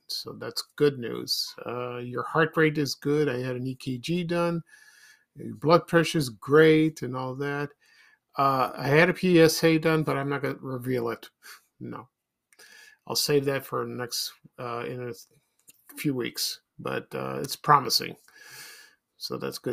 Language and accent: English; Chicago, Illinois, United States; I grew up in South Shore, Roseland, and then to Ashburn